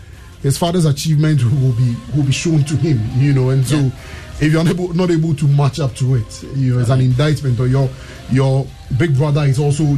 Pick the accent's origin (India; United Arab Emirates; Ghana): Ghana; as a Ghanaian